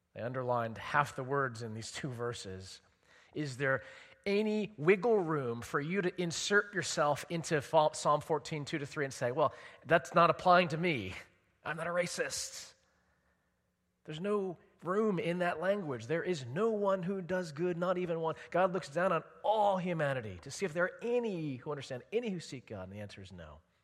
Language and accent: English; Edison, New Jersey, United States; I grew up in Edison, New Jersey, in Middlesex County.